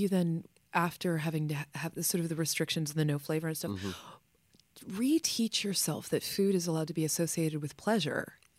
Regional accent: Fort Thomas, Kentucky, United States; I'm from Fort Thomas.

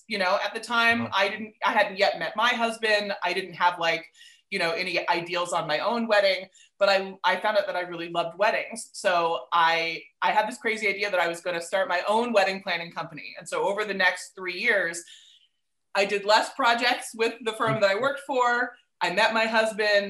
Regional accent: Riverside, California, United States; now in Los Angeles, United States; I grew up in Riverside

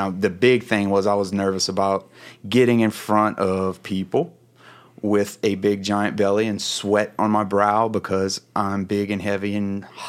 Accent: Louisiana, United States; So essentially I am born and bred Coonass. I'm from the Bayou. That's where I grew up.

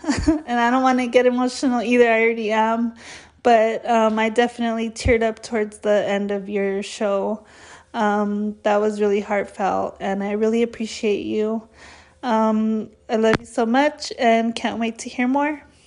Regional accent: California, United States; I'm from California

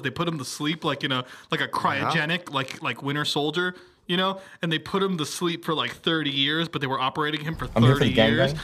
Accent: Miami, Florida, United States; I lived in Miami my whole life

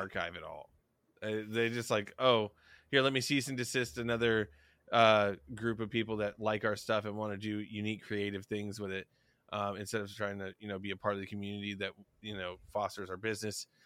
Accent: the South, United States; we're both from the South

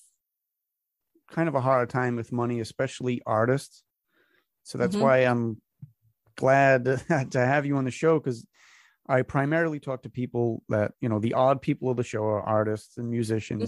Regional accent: Westport, Massachusetts, United States; my hometown of Westport

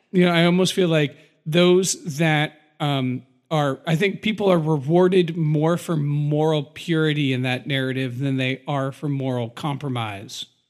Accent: United States; I'm an American and I'm an American patriot

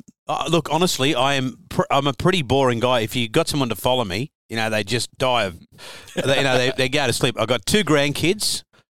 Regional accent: Sydney, New South Wales, Australia; I was from Great Buckingham Street. Yeah. So my dad had a – we lived in Great Buckingham Street. All my cousins in the same street

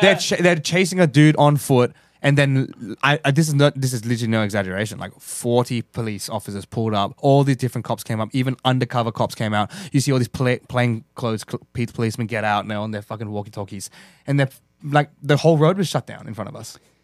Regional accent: Australia; we're fucking Australian.

